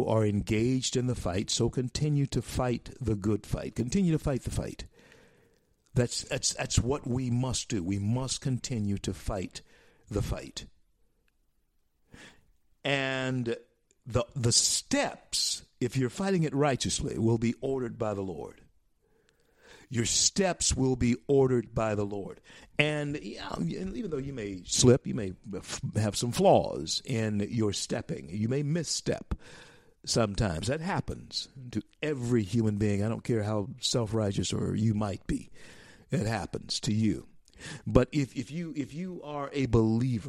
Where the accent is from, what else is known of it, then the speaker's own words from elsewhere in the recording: Shreveport, Louisiana, United States; my hometown of Shreveport, Louisiana